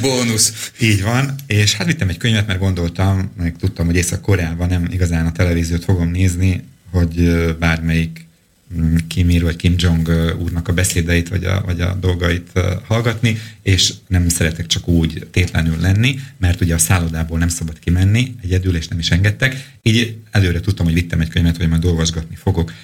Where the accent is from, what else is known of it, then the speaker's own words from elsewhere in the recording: Slovakia; egy kis szlovákiai magyarként